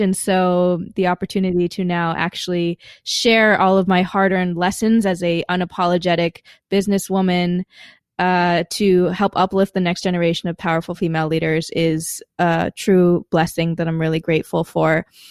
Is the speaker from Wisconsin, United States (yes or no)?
yes; Madison, Wisconsin, United States; moved away as an adult; I was born in Madison, Wisconsin, as one of the few Asians in the entire city